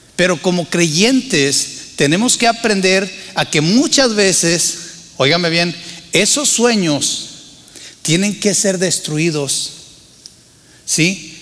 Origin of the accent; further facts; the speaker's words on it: Torreón, Coahuila, Mexico; moved away as an adult; also born or lived in Monterrey / San Luis Potosí; nací en Tierra Santa, les he dicho, ¿verdad? Torreón, Coahuila